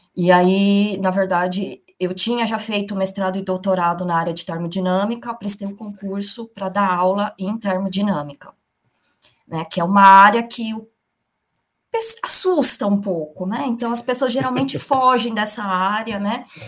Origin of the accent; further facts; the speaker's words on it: São Bernardo do Campo, São Paulo, Brazil; moved away as an adult; also born or lived in Campinas; A minha família, a gente é de São Bernardo do Campo